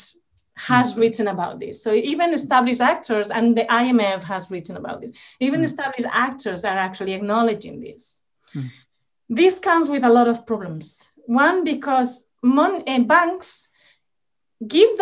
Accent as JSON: {"language": "English", "country": "Spain", "moved": "yes", "said": "my home country in Spain."}